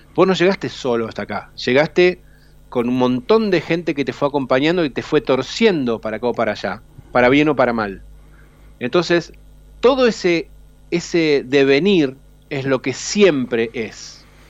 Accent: Rosario, Santa Fe, Argentina; moved away as an adult; now in Buenos Aires, Argentina; siempre voy a ser rosarino porque nací ahí

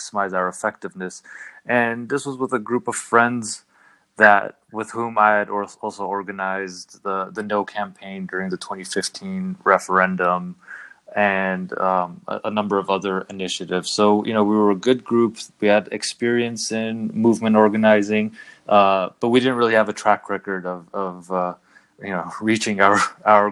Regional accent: Los Angeles area, California, United States; moved away as an adult; also born or lived in Paris, France; now in Armenia; I was born in Paris. I spent the first 6 years of my life in Paris. My parents are from Iran, so we're Persian Armenian. But we moved to the Los Angeles area when I was around

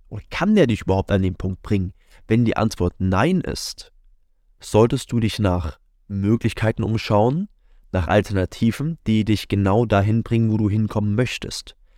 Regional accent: near Leipzig, Saxony, Germany; moved away as an adult; now in Munich, Germany; bin dann aus der Nähe von Leipzig, wo ich aufgewachsen bin, Richtung München beziehungsweise direkt nach München gezogen.

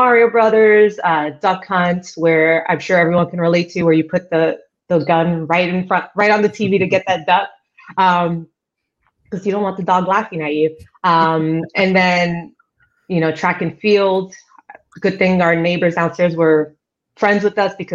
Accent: New York City, New York, United States; moved away as an adult; also born or lived in Ecuador (family); now in Seattle, United States; I was born in Queens, New York. I've been here in Seattle now for about the same amount of time I've been in the industry. So I'm kind of curious when I'm going to consider myself a Seattleite. Still questionable because I still consider myself a New Yorker

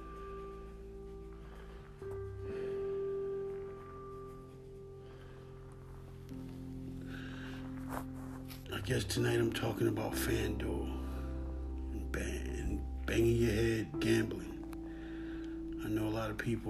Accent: Philadelphia, Pennsylvania, United States; I'm from Philly, Philadelphia, West Philadelphia

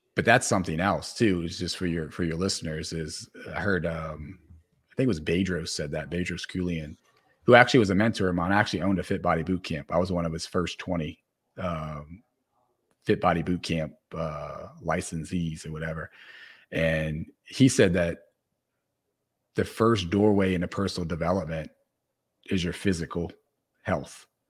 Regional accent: New Orleans, Louisiana, United States; I come from New Orleans

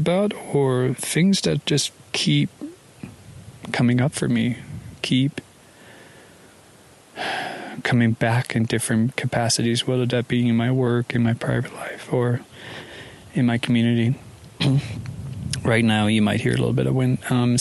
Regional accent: Copenhagen, Capital Region of Denmark, Denmark; moved away as an adult; also born or lived in Paris / Hong Kong / London; I'm from Denmark, born and raised in Copenhagen, spent the first 20 year plus years or so there.

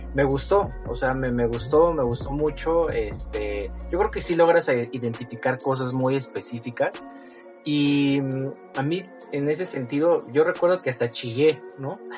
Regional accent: Mexico; como mexicanos la compartimos

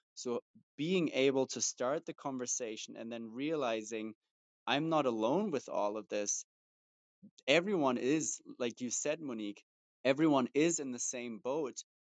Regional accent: Germany; moved away; I grew up in Germany, and especially growing up in Germany as as a guy

